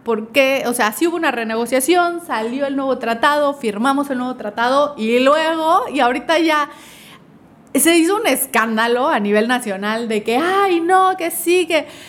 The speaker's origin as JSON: {"language": "Spanish", "country": "Mexico", "said": "para nosotros como mexicanos"}